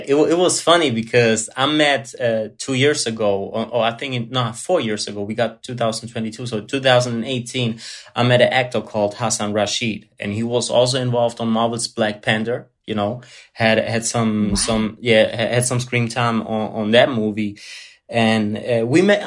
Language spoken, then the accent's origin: English; Germany; English is a second language; Born, born and raised in Germany, but uh, pure blood Italian